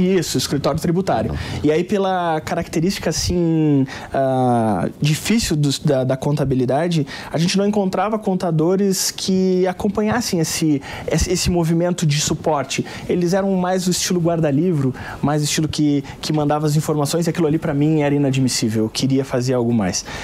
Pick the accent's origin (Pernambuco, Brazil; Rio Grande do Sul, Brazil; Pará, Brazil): Rio Grande do Sul, Brazil; Pelotas; Pelotas, Rio Grande do Sul, é a minha cidade natal